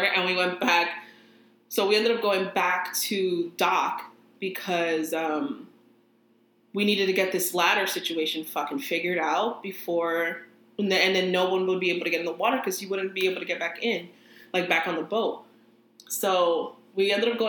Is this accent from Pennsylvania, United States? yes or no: no; New Jersey, United States; I'm from Jersey